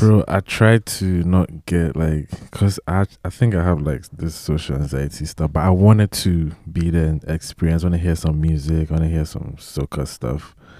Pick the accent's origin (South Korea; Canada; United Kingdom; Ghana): Ghana; also born or lived in Italy; I was born in Italy, and I grew up in Ghana. And, um, um, yeah, did most of my life there